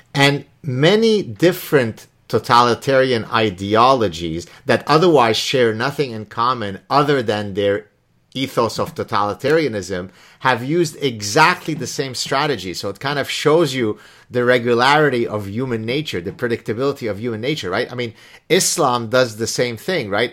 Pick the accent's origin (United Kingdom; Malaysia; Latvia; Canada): Canada; Montreal, Quebec; also born or lived in Lebanon; I came to Canada from Lebanon as an eleven-year-old child in nineteen seventy-five